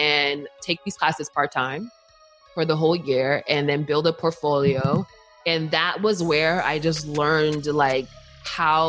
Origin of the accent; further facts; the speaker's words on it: Montclair, New Jersey, United States; also born or lived in Newark, New Jersey / East Orange, New Jersey / Washington, District of Columbia, United States; technically I was born in Newark, but I was raised in East Orange and we moved to Montclair